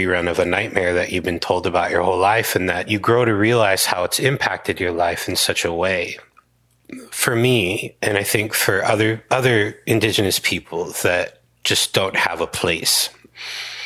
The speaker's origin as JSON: {"language": "English", "region": "Hawaii", "country": "United States", "said": "I'm a Kanaka Maoli, Native Hawaiian"}